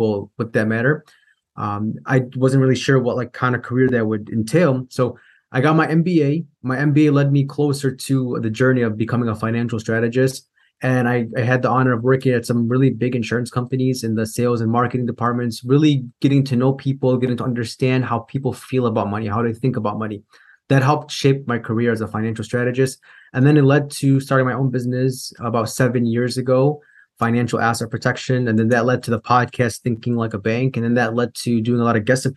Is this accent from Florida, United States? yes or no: no; Chicago, Illinois, United States; I grew up in Chicago, Illinois